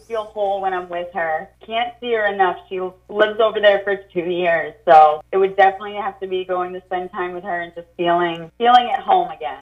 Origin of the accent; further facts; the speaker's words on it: Mombasa, Mombasa County, Kenya; now in Portland, United States; my home, uh, hometown, Mombasa, East Africa